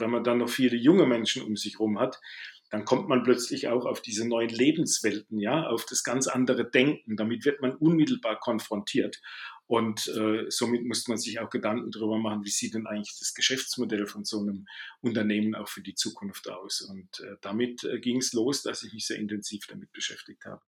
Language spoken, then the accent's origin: German; Baden-Württemberg, Germany; accent: Baden dialect; now in Bavaria, Germany; am Dialekt mag man es hören. Ich bin ein Badener, der allerdings in Bayern lebt.